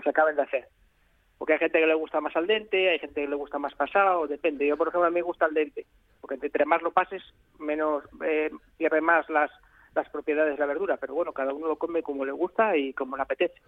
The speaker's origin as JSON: {"language": "Spanish", "town": "León", "region": "Castile and León", "country": "Spain", "said": "de mi tierra que es de, León"}